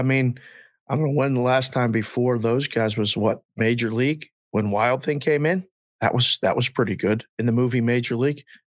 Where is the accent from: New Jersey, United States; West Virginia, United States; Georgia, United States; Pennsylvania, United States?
Pennsylvania, United States; Pittsburgh; now in Las Vegas, United States; Now, I grew up in Pittsburgh going to Three River Stadium.